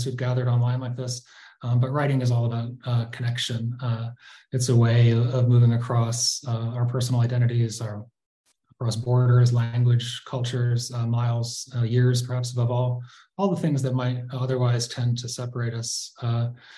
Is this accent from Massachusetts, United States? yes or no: yes; Pittsfield, Massachusetts, United States; moved away; Pittsfield, my hometown